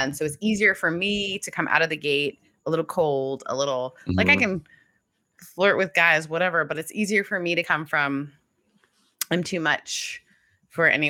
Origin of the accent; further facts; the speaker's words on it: Canada; also born or lived in the South (US); now in United States; I grew up in Canada and then moved to the South